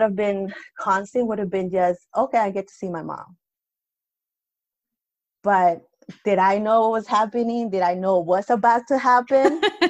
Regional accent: Lima, Peru; moved away; Because I'm coming from Lima. I don't know anything about the cold.

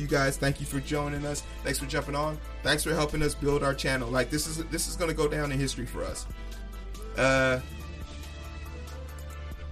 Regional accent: Chicago, Illinois, United States; I'm from Chicago, South Side Chicago

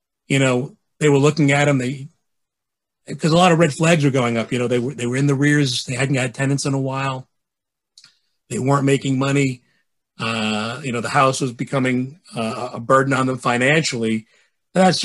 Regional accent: New York City, New York, United States; I grew up in the city. I'm from Bay Ridge

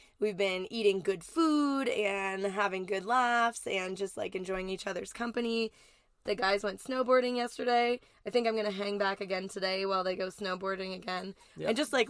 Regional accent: just outside of Toronto, Ontario, Canada; moved away as an adult; also born or lived in New York; I grew up just outside of Toronto, Ontario, Canada. I was living in New York at the time that Frankie

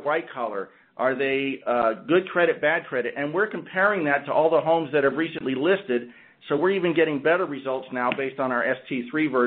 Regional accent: Orlando, Florida, United States; my hometown of Orlando, Florida

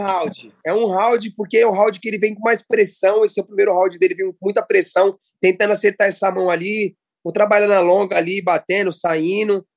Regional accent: Brazil; a gente é brasileiro, já começa por aí, a gente é brasileiro

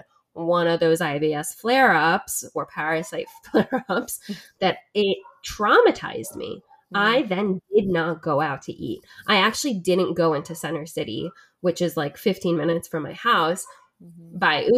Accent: New Jersey, United States; I'm originally from South Jersey

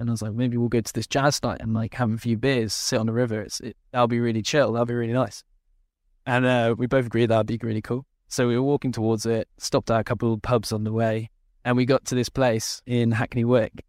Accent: Luxembourg; I grew up in Luxembourg

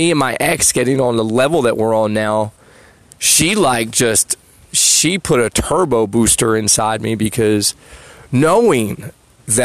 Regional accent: New Jersey, United States; I'm from Jersey.

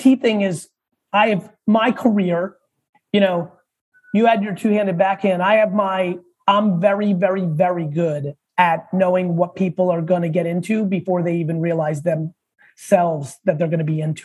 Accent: Edison, New Jersey, United States; also born or lived in Soviet Union / Queens, New York; I was born in the Soviet Union. I moved to Queens when I was three, lived there for a couple of years, and I mainly grew up in Edison, New Jersey

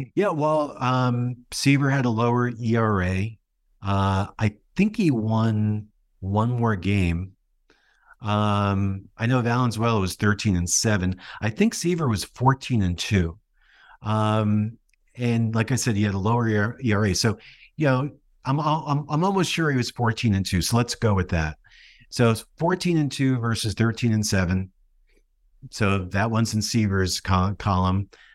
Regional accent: New Jersey, United States; I grew up in New Jersey

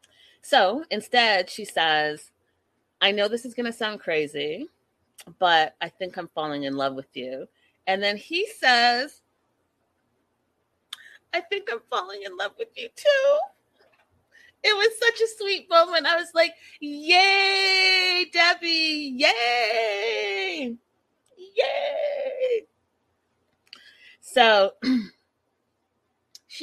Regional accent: Burnaby, British Columbia, Canada; also born or lived in Port Coquitlam; I was raised in Burnaby, went to SFU, and then during all of that, you know, moved to Poco

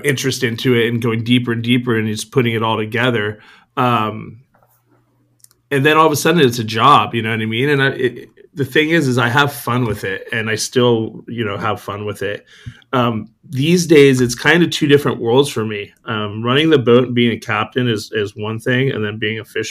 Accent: San Diego, California, United States; I was born here in San Diego, raised Point Loma. Went to Point Loma High School.

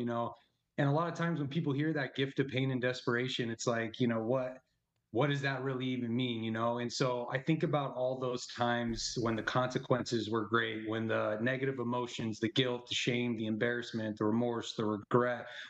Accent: Arizona, United States; I'm from Arizona and big Italian family

